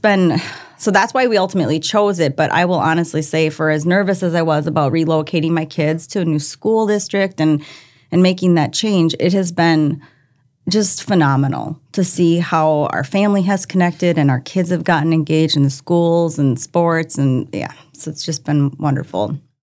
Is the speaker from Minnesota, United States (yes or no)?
yes; Minnesota, United States; moved away as an adult; now in Brandon, South Dakota, United States; I, I grew up in Minnesota. I was a Minnesota girl, loved it there.